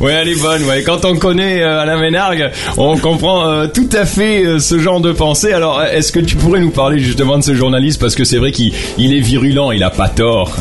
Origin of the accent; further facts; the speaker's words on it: France; now in Lebanon; en tant que Français